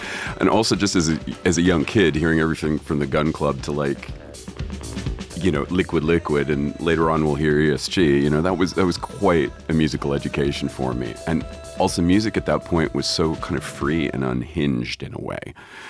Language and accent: English; Florida, United States; moved away; also born or lived in Dublin; growing up in Florida